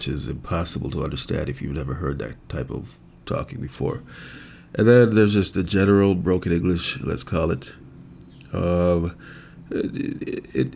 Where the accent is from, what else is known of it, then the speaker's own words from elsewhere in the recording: Jamaica; now in Canada; I was born and raised in Jamaica.